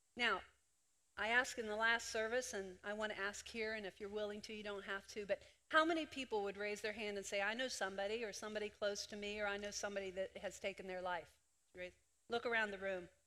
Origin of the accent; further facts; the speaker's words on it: Greenwood, Delaware, United States; I was born in Greenwood, Delaware